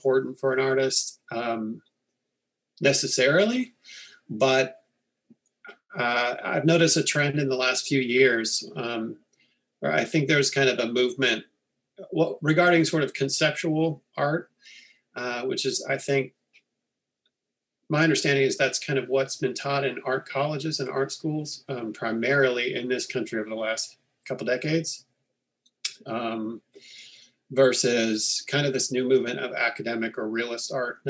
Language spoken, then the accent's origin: English; Northern California, United States; I grew up in Northern California